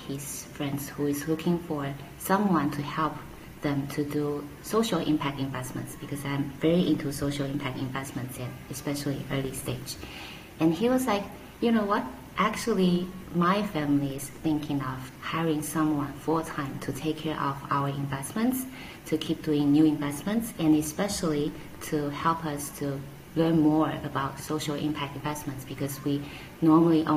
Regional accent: Taiwan; moved away as an adult; also born or lived in Hong Kong; now in Taipei, Taiwan; go back to Taiwan as Taiwanese

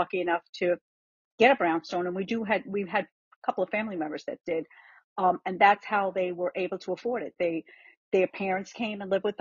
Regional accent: New York City, New York, United States; moved away as an adult; also born or lived in Long Island, New York; now in Florida, United States; I was born in Manhattan, and we lived on the Upper West Side off 205th off Broadway, which is almost to Inwood, which is the far north section of Manhattan, closest to the Bronx.

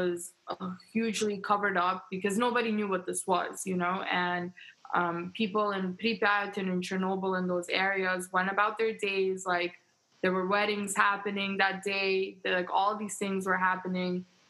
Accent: New York, United States; also born or lived in Ukraine; So I was born in Ukraine. My family and I re-immigrated to New York when I was two.

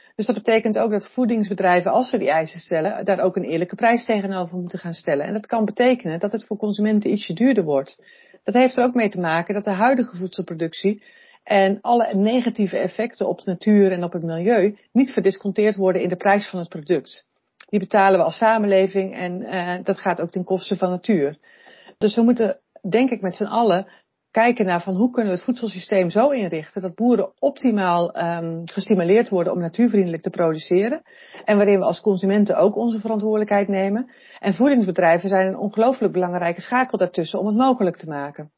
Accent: Netherlands; we als Nederlanders

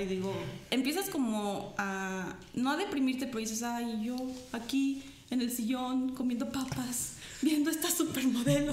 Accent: Mexico; como mexicanos

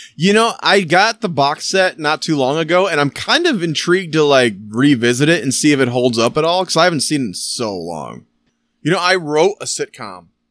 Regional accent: Michigan, United States; We're from Michigan. I'm from Michigan

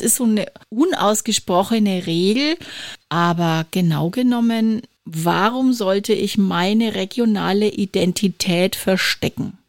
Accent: Franconia, Bavaria, Germany; ich komme aus Franken

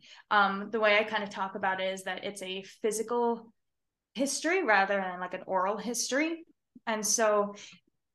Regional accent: Denver, Colorado, United States; I'm born and raised in Denver, Colorado

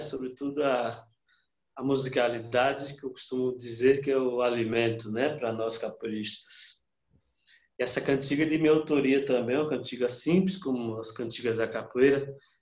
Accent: sertão of Bahia, Brazil; da onde eu nasci e fui criado, ou seja, lá no, no sertão da Bahia

